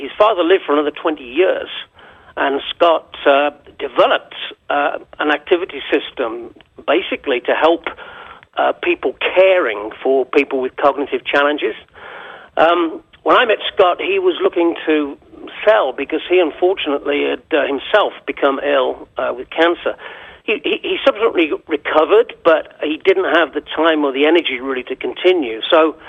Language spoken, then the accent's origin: English; England, United Kingdom; moved away as an adult; I'm English. I moved here in 2004